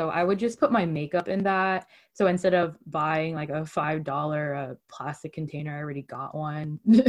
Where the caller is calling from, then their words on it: California, United States; I'm calling from the Bay Area, California.